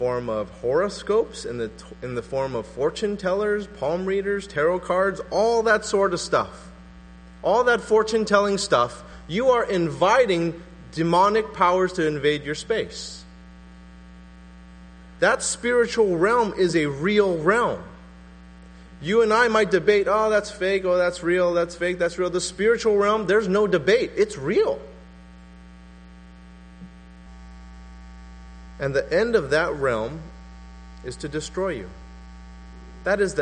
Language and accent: English; West Covina, California, United States; moved away; also born or lived in La Puente; where I grew up, it was a nice little suburb called West Covina